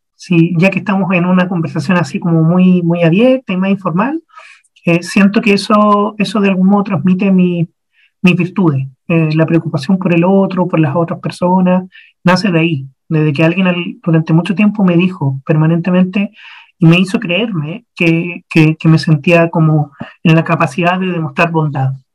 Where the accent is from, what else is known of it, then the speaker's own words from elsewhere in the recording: Santiago, Santiago Metropolitan Region, Chile; moved away; yo soy de Santiago de Chile. Ahí nací, año 82, 39 años atrás.